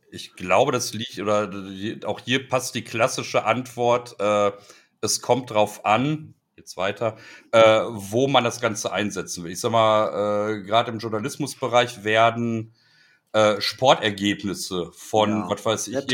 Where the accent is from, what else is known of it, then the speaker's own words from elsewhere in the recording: Ruhr area, North Rhine-Westphalia, Germany; ich komme aus dem Ruhrgebiet, also ich habe hier Strukturwandel quasi schon mit der Muttermilch aufgesogen.